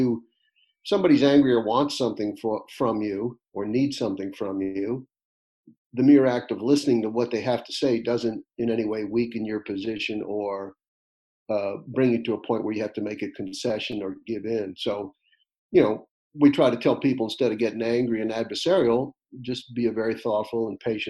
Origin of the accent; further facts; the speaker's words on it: Atlantic Beach, Florida, United States; I was raised in Atlantic Beach, just east of you, and it was a great place to be.